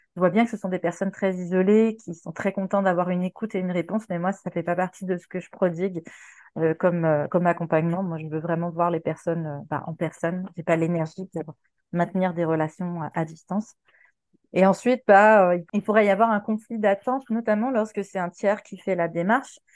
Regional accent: Quebec, Canada; moved away as an adult; now in France; au Québec, là où j'ai grandi, parce que voilà, je suis canadienne et j'ai immigré en 2016

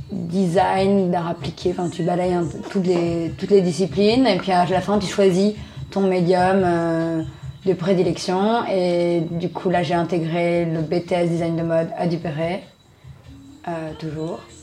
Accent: Arcueil, Île-de-France, France; moved away as an adult; now in Bagnolet, France; J'ai grandi à Arcueil, dans le 94, dans le sud, euh, banlieue sud

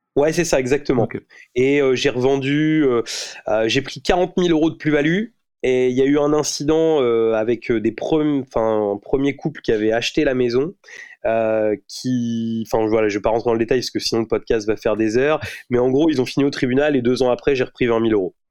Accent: Rouen, Normandy, France; je suis né à Rouen, je, je vis toujours à Rouen.

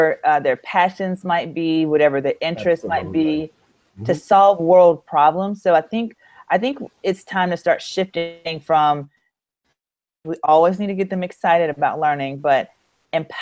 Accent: Louisiana, United States; I'm from Louisiana

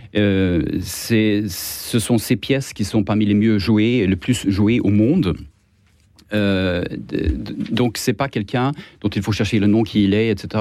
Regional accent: Sweden; accent: Swedish; French is a second language; moved away; j'ai un accent étrange, c'est parce que je suis suédois

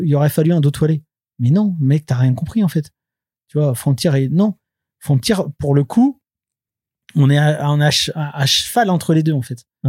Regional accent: France; on est français, c'est-à-dire que nous, on fait de la BD franco-belge

